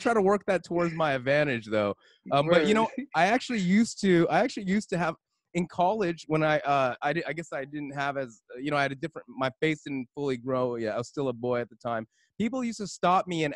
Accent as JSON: {"language": "English", "town": "West Covina", "region": "California", "country": "United States", "tie": "born or raised there", "said": "I grew up in West Covina"}